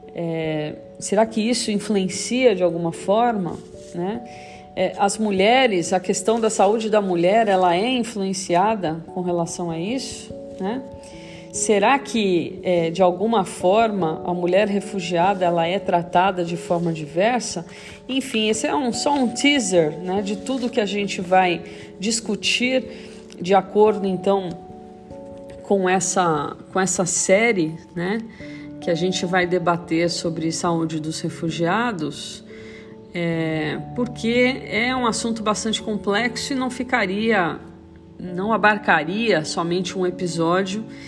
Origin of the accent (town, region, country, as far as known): Brazil